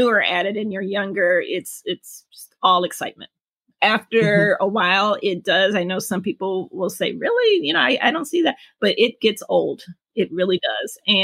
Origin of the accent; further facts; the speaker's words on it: Detroit, Michigan, United States; moved away as an adult; also born or lived in Chicago; now in New York City, United States; born and raised in Detroit, Michigan.